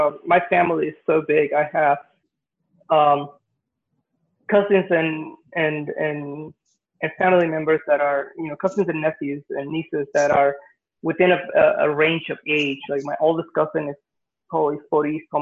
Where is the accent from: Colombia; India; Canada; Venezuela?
Venezuela; now in United States; I grew up in Venezuela, and I went to, you know, most of my school in Venezuela.